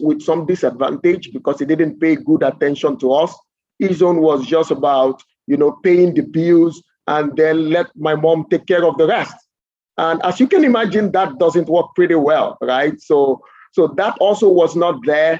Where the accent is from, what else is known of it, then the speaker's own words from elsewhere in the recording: Lagos, Nigeria; I grew up in Nigeria, and I must confess that I don't have pleasant memories of my childhood